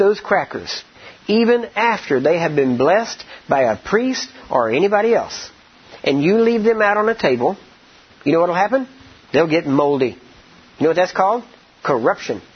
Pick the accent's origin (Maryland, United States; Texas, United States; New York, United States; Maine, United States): Texas, United States; I'm from Texas and we know barbecue down there.